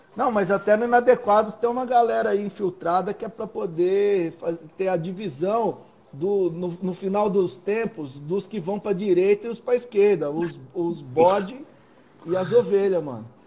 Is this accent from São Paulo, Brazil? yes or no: yes; Cordeirópolis, São Paulo, Brazil; Eu cresci em Coimbeirópolis, pertinho aí